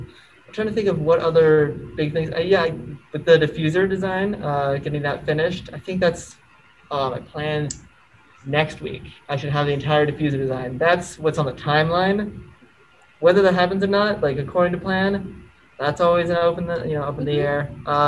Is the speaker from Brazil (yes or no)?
no; Germany; born there; Yes, I was born in Germany.